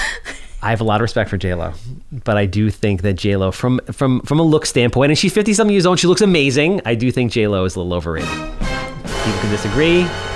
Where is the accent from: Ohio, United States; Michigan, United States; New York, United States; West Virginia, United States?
New York, United States; Wantagh; I came from like a pretty privileged upbringing. I mean, like normal, you know, middle class. I grew up in Wantagh